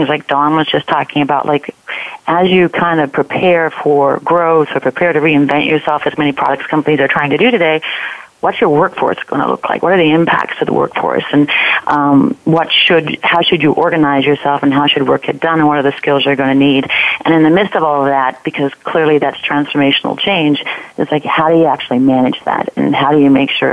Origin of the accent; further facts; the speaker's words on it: Newfoundland and Labrador, Canada; now in Chicago, United States; I grew up in Newfoundland, which is a little island out there